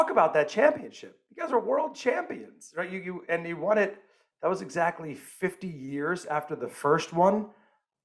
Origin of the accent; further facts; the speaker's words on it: New York, United States; I'm a New Yorker